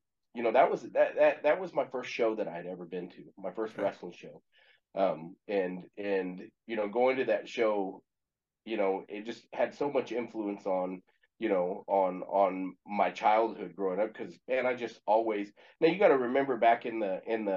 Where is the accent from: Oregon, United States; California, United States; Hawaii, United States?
California, United States; Exeter; also born or lived in Cameron Creek, California / Visalia, California; now in Springfield, Missouri, United States; I'm born in California, you know, a little city called Exeter, California.